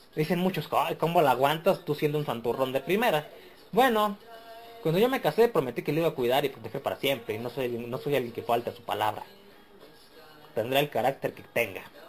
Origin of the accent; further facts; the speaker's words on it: Mexico; soy mexicano.